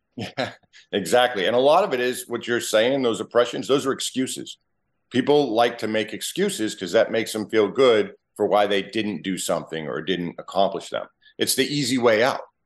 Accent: Massachusetts, United States; moved away; also born or lived in Wareham, Massachusetts; I was born a mass hole.

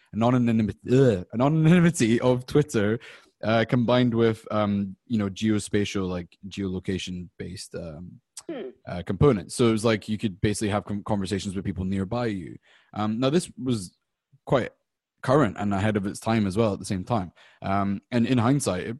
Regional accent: Scotland, United Kingdom; now in United States; I'm from the UK, I'm from Scotland

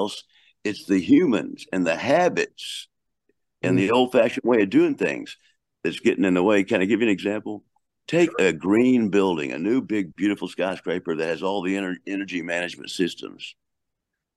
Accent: Texas, United States; I'm from Texas

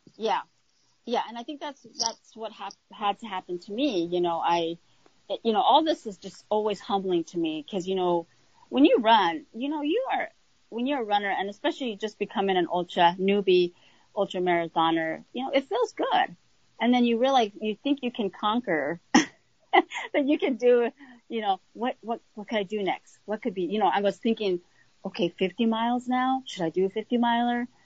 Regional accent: New Mexico, United States; moved away as an adult; now in Minnesota, United States; I grew up in New Mexico

